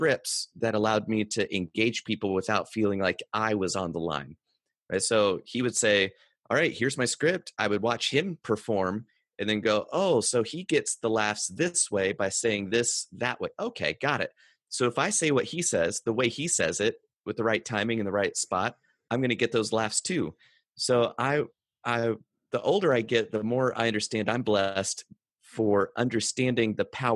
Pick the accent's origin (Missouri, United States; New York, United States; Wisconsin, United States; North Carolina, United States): North Carolina, United States; I grew up in North Carolina on a dirt road in a single wide